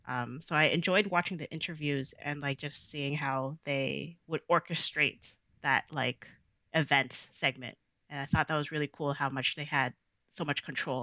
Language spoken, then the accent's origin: English; Toronto, Ontario, Canada; Yes, I am from Jane and Weston. So that's my hood.